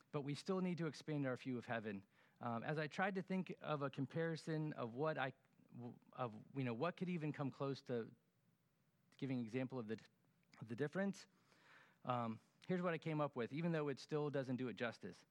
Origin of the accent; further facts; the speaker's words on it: Florida, United States; us Floridians